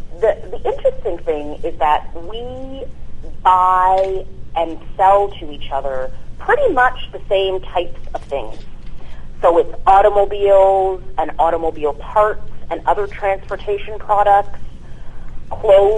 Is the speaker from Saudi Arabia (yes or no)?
no; Ottawa, Ontario, Canada; moved away as an adult; now in United States; I was born and raised in Ottawa, Ontario, from parents who immigrated to Canada when they were young teenagers, from a little island in the Caribbean called St. Lucia